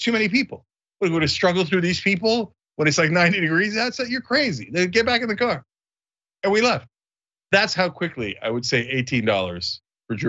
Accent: New Jersey, United States; moved away as an adult; now in Los Angeles, United States; when we were growing up in New Jersey

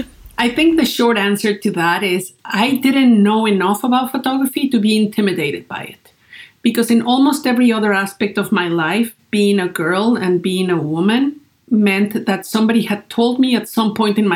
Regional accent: Great Falls, Virginia, United States; born or raised there

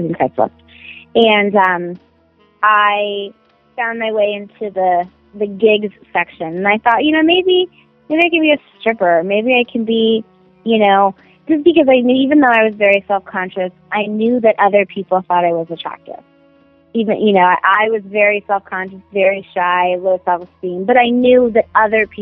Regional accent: San Diego, California, United States; I am originally from San Diego, which is actually where I still live.

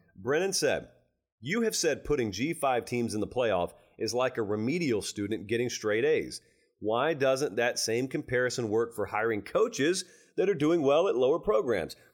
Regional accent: Georgia, United States; now in Nashville, United States; my home state of Georgia

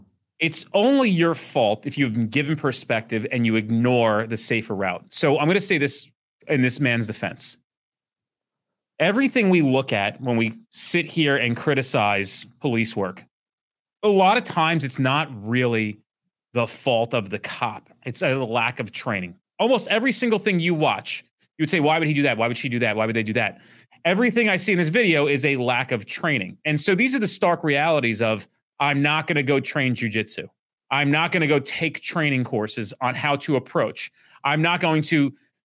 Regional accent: Orlando, Florida, United States; I'm from Orlando, Florida.

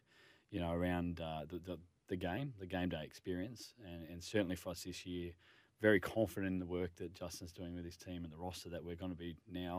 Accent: Northern Rivers, New South Wales, Australia; moved away; I'm originally from the Northern Rivers

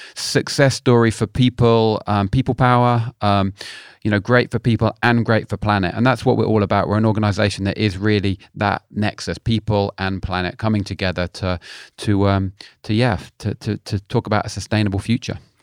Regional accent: London, United Kingdom; now in Cornwall, United Kingdom; I live in Cornwall, but I'm a, I'm a Londoner originally.

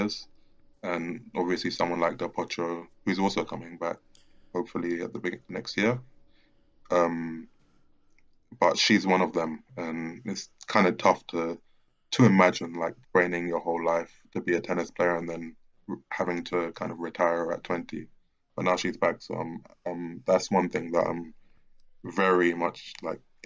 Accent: London, United Kingdom; I'm from London

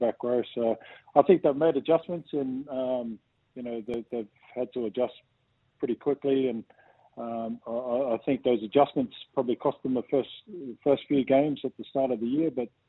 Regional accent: New Zealand; growing up in New Zealand

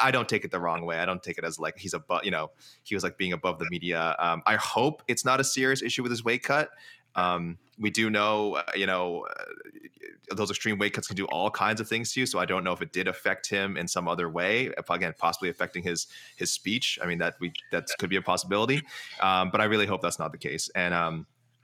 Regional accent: Canada; as a Canadian

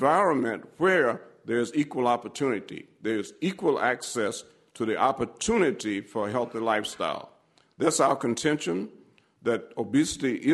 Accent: Alabama, United States; I grew up in Alabama at a time of segregation and discrimination

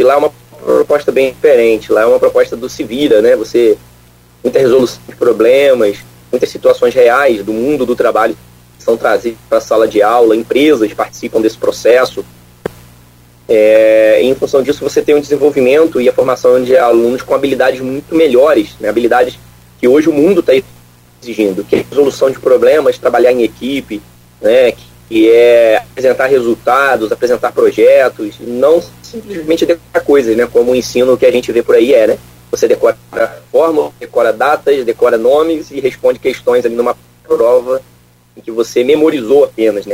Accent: Niterói, Rio de Janeiro, Brazil; moved away as an adult; also born or lived in Viçosa, Minas Gerais / Lavras, Minas Gerais; eu sou natural de Niterói, né? Então sou fluminense também

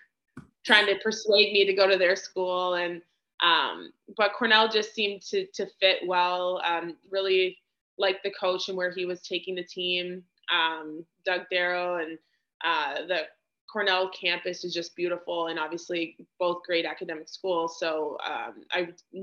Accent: Sudbury, Ontario, Canada; I'm from Sudbury, Ontario, and I grew up in a very large family

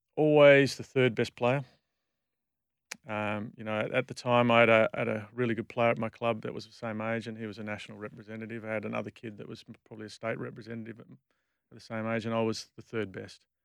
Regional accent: Perth, Western Australia, Australia; I grew up in Bull Creek

